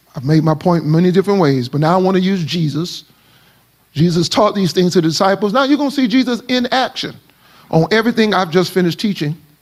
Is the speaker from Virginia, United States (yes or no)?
no; Miami, Florida, United States; I am from Miami